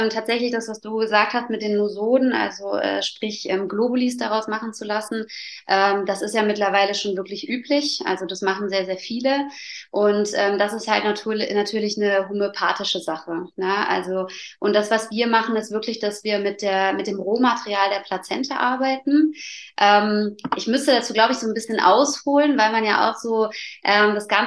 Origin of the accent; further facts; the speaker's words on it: Allgäu, Germany; ich komme aus dem Allgäu und ähm, habe zwei Kinder